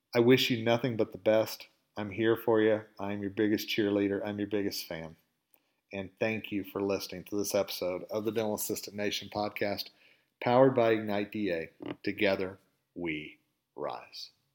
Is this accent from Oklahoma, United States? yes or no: yes; Oklahoma, United States; accent: southern drawl; moved away as an adult; now in Colorado, United States; I'm originally from Oklahoma. Okay, and you can probably hear a little bit of the southern drawl in my voice every once in a while, and I do say y'all.